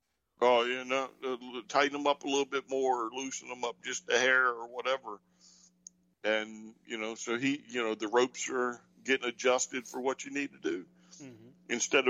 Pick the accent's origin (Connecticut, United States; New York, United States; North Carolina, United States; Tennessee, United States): North Carolina, United States; I'm from North Carolina, it's my first time in Virginia.